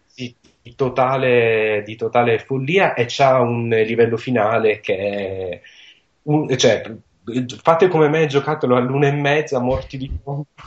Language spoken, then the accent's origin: Italian; Sicily, Italy; sono siciliano